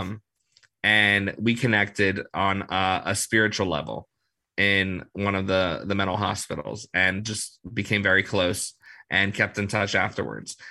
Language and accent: English; New Orleans, Louisiana, United States; I grew up in New Orleans, so I've been here my whole life